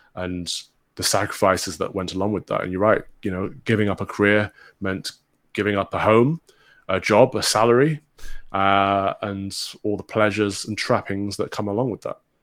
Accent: Mansfield, East Midlands, United Kingdom; I'm from the Midlands, a former miners' town called Mansfield, which is in Robin Hood country. Um, grew up, you know, playing around in Sherwood Forest

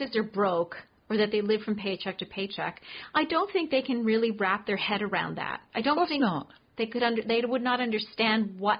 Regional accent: Canada; being a Canadian, I'm a huge fan of Harry.

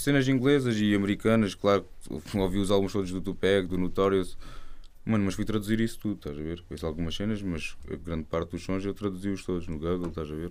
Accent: Algarve, Portugal; Eu sou do Algarve.

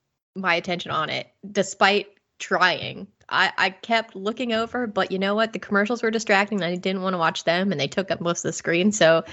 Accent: Cincinnati, Ohio, United States; moved away as an adult; now in England, United Kingdom; I just took a vacation back to the States, back to my hometown of Ohio, Cincinnati, Ohio.

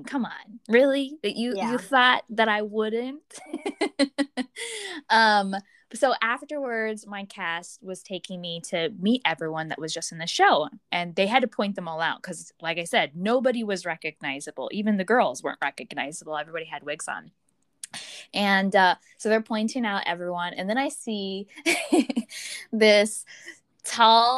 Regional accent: Florida, United States; I was from Florida

